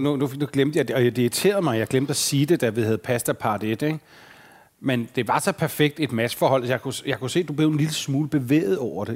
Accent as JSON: {"language": "Danish", "town": "Fredensborg", "region": "Capital Region of Denmark", "country": "Denmark", "tie": "born or raised there", "said": "Jeg arbejdede på sådan en Texaco-tank, da jeg voksede op i Fredensborg"}